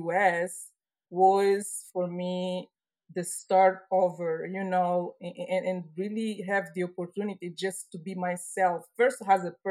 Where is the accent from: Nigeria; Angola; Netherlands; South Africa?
Angola; English is a second language; moved away as an adult; also born or lived in Italy; now in United States; I grew up in Angola. I was born in Angola.